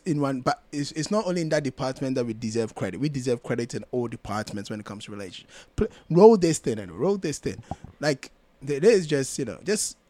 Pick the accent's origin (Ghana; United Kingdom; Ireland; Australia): Ghana; I'm a Ghanaian man